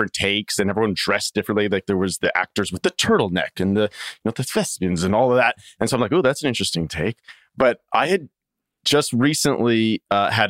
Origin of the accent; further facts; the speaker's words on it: Saskatchewan, Canada; moved away; my hometown is 500 people, a little small farming community in Saskatchewan, Canada.